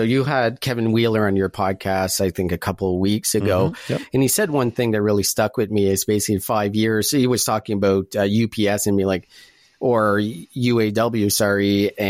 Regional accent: Calgary, Alberta, Canada; Lyft is not really big here in Calgary, in my hometown.

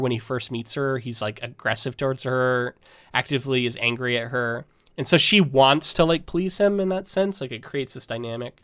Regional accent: Florida, United States; we're both from Florida, so I didn't see s, I didn't see snow until I was probably Bella's age

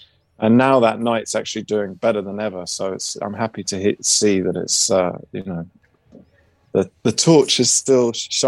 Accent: London, United Kingdom; also born or lived in Copenhagen; because I'm from London.

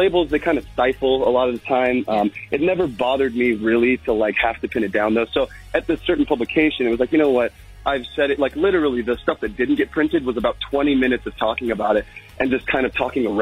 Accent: Las Vegas, Nevada, United States; growing up in Vegas

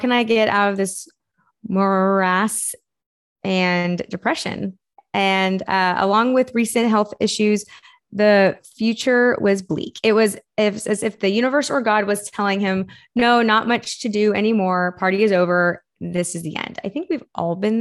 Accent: Texas, United States; I'm from Texas

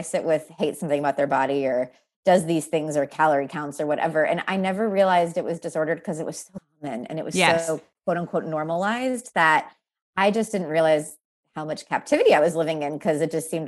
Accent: Texas, United States; also born or lived in Pennsylvania; I moved from Pennsylvania to Texas against my will at the age of 8

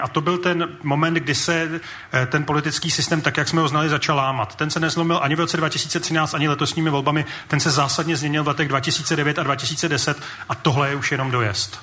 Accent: Prague, Czechia; já jsem z Prahy

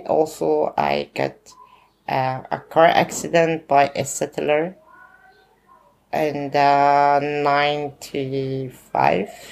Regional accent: Bethlehem, West Bank, Palestine; Growing up in the Gaza camp. Al camp, it's in the kind of middle of Bethlehem

